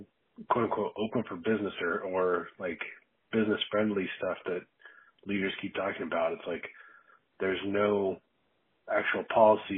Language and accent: English; Anchorage, Alaska, United States; also born or lived in upstate New York; I was born and raised here in Anchorage